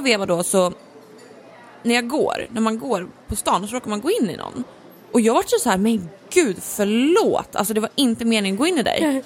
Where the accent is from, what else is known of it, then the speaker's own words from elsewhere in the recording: Norrland, Sweden; Jag är ju liksom från Norrland